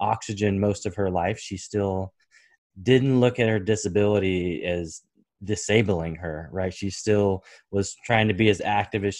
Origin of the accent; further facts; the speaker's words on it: Portland, Oregon, United States; I was born and raised in the Pacific Northwest, so Portland, Oregon